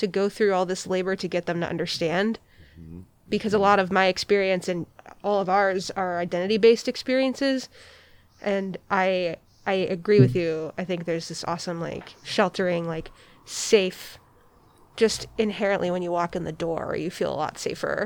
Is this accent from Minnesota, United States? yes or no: no; Iowa City, Iowa, United States; moved away as an adult; now in Portland, United States; I'm from the Midwest. I'm from a city of 80,000 people in Iowa called Iowa City